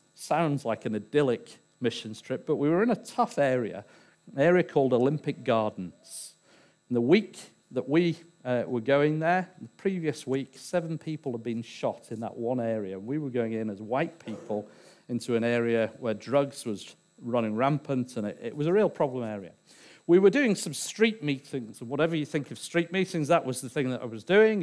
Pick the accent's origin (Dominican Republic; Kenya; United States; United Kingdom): United Kingdom; England; I'm English